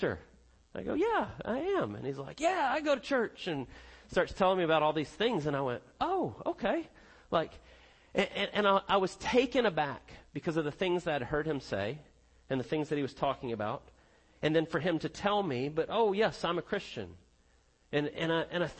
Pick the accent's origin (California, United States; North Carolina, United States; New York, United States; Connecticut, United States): Connecticut, United States; also born or lived in South Carolina; now in Georgia, United States; growing up in Connecticut